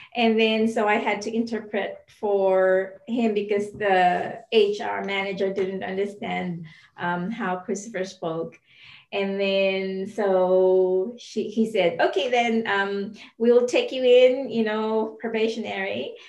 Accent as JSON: {"language": "English", "country": "Philippines", "moved": "yes", "lives_now": "New Zealand", "said": "I'm from the Philippines"}